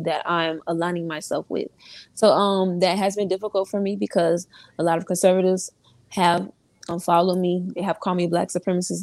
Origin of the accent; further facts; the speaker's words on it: Orlando, Florida, United States; I'm from Orlando, Florida